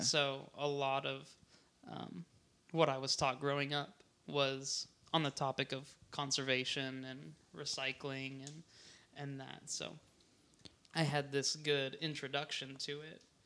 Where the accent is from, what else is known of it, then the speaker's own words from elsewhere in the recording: Hawaii, United States; now in Portland, United States; I grew up in Hawaii